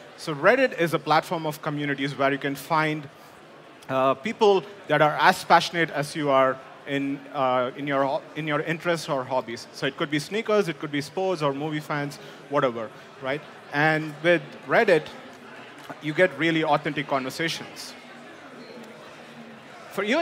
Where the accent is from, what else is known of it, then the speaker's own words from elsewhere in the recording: India; moved away as an adult; now in United States; I grew up in India, came to US for my master's at Purdue University